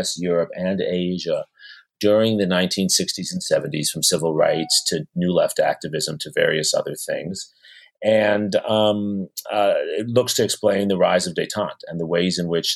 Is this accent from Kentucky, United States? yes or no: no; New York City, New York, United States; I grew up in New York City. I'm the child of immigrants, actually, from India and from Russia. And I went to public school in New York City